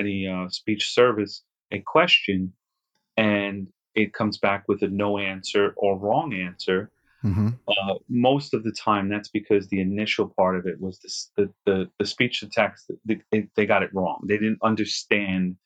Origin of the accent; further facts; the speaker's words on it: New York City, New York, United States; where I grew up in Queens